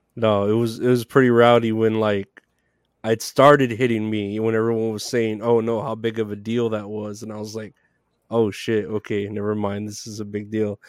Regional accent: Texas, United States; I'm from Texas

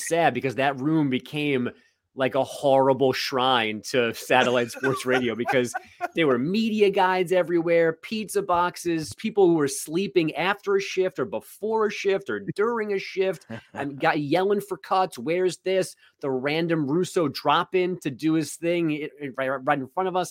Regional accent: New York City, New York, United States; I'm from Queens

